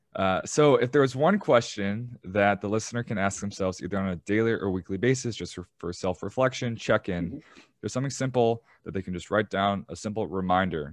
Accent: Chicago, Illinois, United States; I'm from Chicago and I used to be in the shoe game

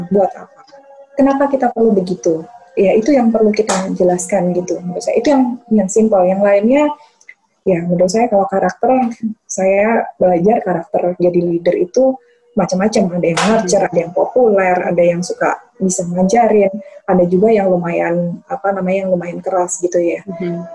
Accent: Yogyakarta, Special Region of Yogyakarta, Indonesia; uh, besar di Jogja um, jadi saya lihat seniman-seniman yang di Jogja

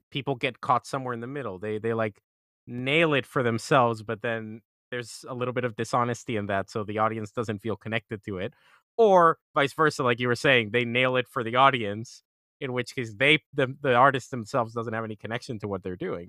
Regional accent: Colombia; I'm from Colombia, I'm from Latin America

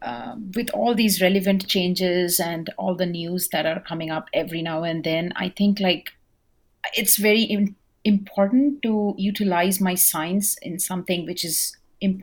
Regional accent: India; now in Norman, United States; I'm an Indian, so I come from India

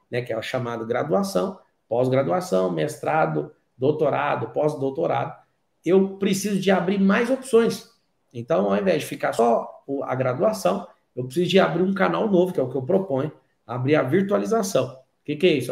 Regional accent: Goiás, Brazil; Posso te falar do estado onde eu nasci, que é o estado de Goiás

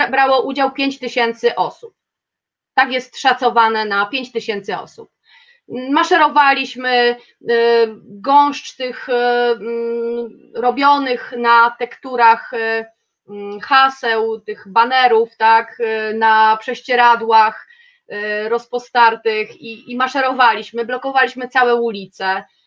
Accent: Kielce, Świętokrzyskie Voivodeship, Poland; jestem z Kielc

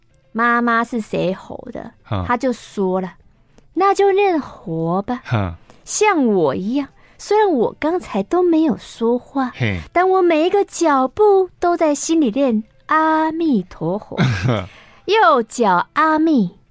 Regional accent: Taichung, Taiwan; 我从小就喜欢灵异题材的作品

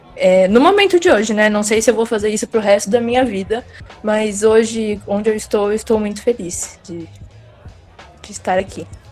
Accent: interior of São Paulo, Brazil; sou do interior de São Paulo

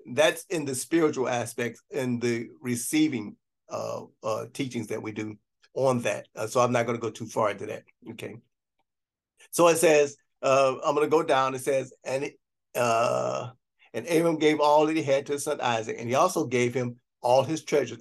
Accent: Gary, Indiana, United States; I grew up in Gary, Indiana

